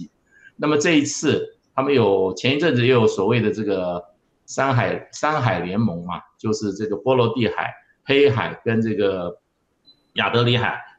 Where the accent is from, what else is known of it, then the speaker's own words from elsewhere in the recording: Taiwan; 在我们就是说，我们台湾这边在外面设立代表机构的这个这个上面哈